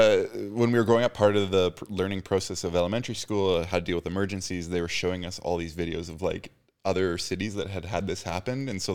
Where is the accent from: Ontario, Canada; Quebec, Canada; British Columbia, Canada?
British Columbia, Canada; Richmond; part of growing up in Richmond